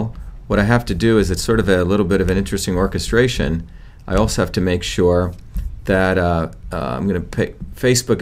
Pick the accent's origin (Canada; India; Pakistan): India; now in United States; I grew up in India